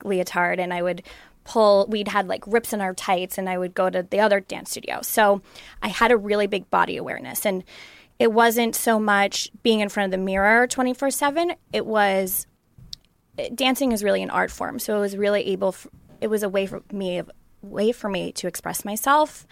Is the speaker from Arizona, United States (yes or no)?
no; Long Island, New York, United States; moved away; I grew up in New York, um, in Long Island, and I grew up on pizza, pasta, and bagels